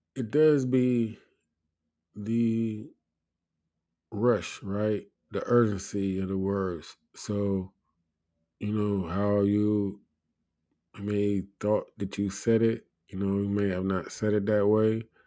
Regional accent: United States; I'm an American

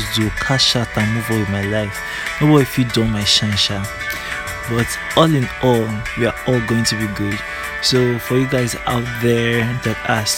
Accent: Abia, Nigeria; also born or lived in Abuja, Nigeria; now in Port Harcourt, Nigeria; I grew up like in Southeast, like in Abia State

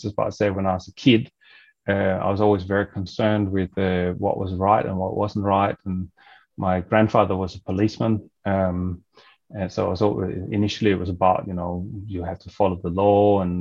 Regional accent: Denmark; moved away as an adult; now in Australia; I'm originally from Denmark

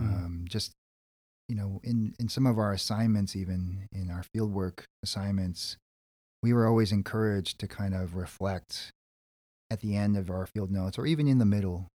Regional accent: California, United States; I'm a Korean American dude. My parents and grandparents immigrated from Seoul, South Korea, and I was born in California.

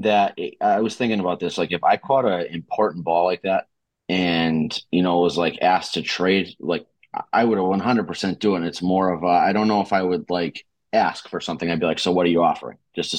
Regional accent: Boston, Massachusetts, United States; accent: Boston; I can't fucking hide the Boston accent either.

